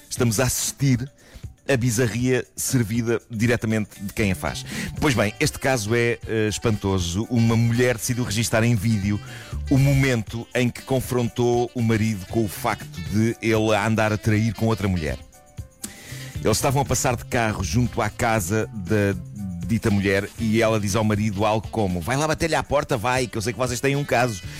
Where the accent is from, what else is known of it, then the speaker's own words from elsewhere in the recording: Lisbon, Portugal; Na minha juventude em Benfica